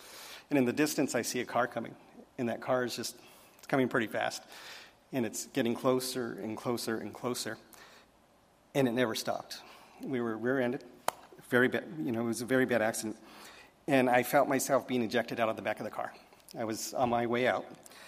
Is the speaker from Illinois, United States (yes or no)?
no; Colorado, United States; born there; I was born in Colorado a very, very long time ago, so we won't say when, but it was a long time ago.